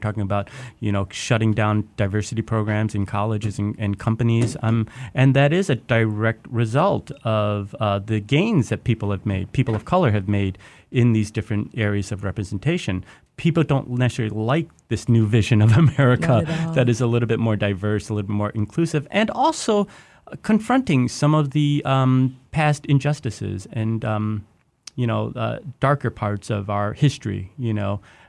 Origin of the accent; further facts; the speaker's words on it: Detroit, Michigan, United States; oh, I grew up in Detroit